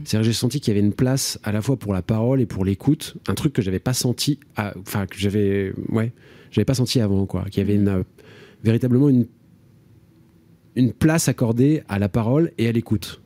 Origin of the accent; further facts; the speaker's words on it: Marzy, Bourgogne-Franche-Comté, France; moved away as an adult; also born or lived in Garchizy / Fourchambault / Paris; j'ai grandi dans la Nièvre, j'y habite plus depuis plus de 20 ans maintenant